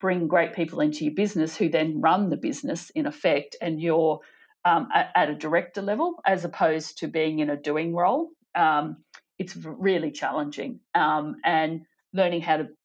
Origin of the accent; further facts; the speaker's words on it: Chinchilla, Queensland, Australia; moved away as an adult; now in Western Australia, Australia; born and bred Chinchilla